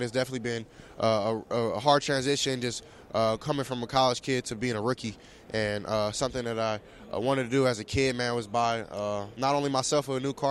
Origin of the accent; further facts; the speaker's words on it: Southern California, United States; I'm from Southern California, so we're not too used to it